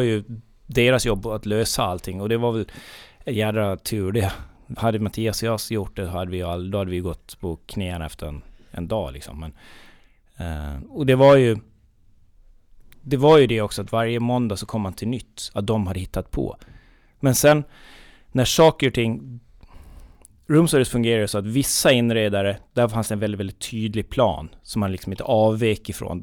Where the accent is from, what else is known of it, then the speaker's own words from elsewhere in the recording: near Visby, Gotland, Sweden; uppväxt i ett väldigt, väldigt litet eh, samhälle. En mil norr om Visby